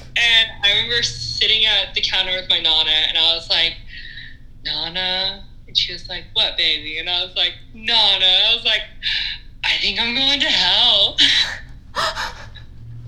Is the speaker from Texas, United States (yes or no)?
yes; East Texas, United States; also born or lived in Lufkin, Texas; growing up in East Texas and being gay was easy